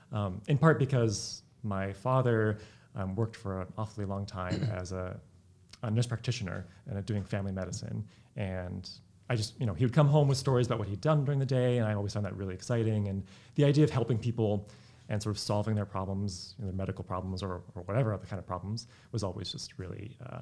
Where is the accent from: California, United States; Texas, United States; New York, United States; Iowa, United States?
California, United States; Sacramento; also born or lived in Bay Area, California; I grew up in Sacramento, California, although I was actually born in the Bay Area.